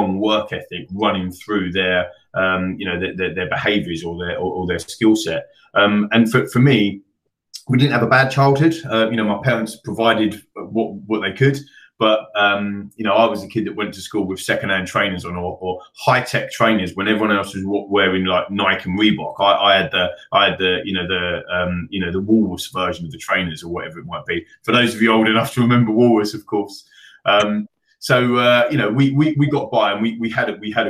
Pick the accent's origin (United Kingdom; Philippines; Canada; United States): United Kingdom; London; I grew up in Northwest London, the end of the Central Line